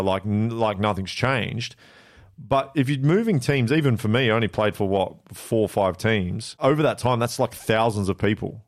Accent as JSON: {"language": "English", "town": "Blackburn", "region": "North West England", "country": "United Kingdom", "tie": "born or raised there", "also_born_or_lived": "South Korea", "moved": "yes", "said": "So I was born in Blackburn"}